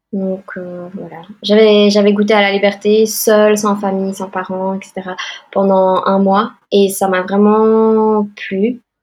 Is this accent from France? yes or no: no; Belgium; moved away as an adult; now in Boston, United States; Je suis née en Belgique